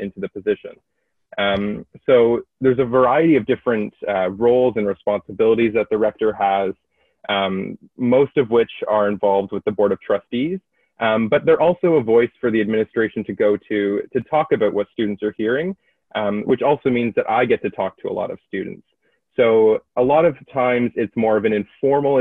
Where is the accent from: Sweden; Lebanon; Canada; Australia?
Canada; New Hamburg, Ontario; now in Kingston, Canada; I come from New Hamburg, Ontario, which is near Kitchener-Waterloo area